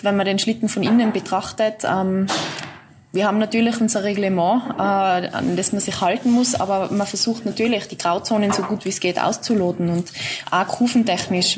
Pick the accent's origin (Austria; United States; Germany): Austria; bei uns in Österreich